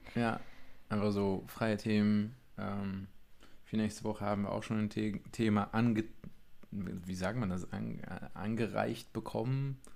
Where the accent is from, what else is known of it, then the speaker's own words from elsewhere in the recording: Vianen, Utrecht, Netherlands; German is a second language; moved away as an adult; now in Friedrichsdorf, Germany; ich bin eigentlich Holländer, mhm. ein richtiger Holländer aus Südholland. Ähm, Damals gehörte Vianen zu Südholland, aber gut, das Utrecht-Bereich